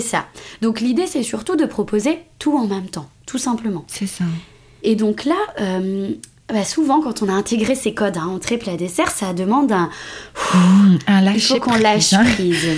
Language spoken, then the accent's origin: French; France; je, suis d'origine marocaine, je suis née en France mais euh, du coup ma famille est d'origine marocaine